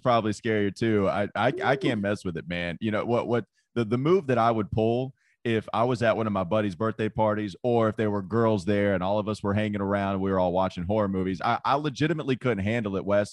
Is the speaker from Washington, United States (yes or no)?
no; Claremont, North Carolina, United States; growing up around Hickory, Claremont, North Carolina